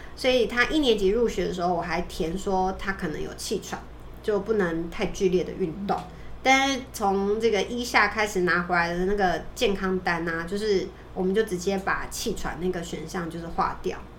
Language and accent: Chinese; Taiwan; 我们台湾人